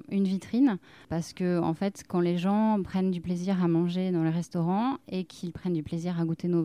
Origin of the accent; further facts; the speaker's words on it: Bordeaux, Nouvelle-Aquitaine, France; je suis née à Bordeaux, mais j'ai vécu toujours au milieu des vignes.